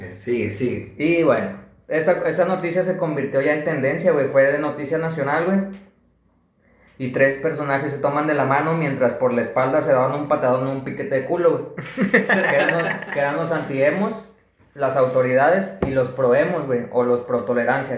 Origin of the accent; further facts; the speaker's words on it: Monterrey, Nuevo León, Mexico; somos de aquí de Monterrey, que estamos aquí en Monterrey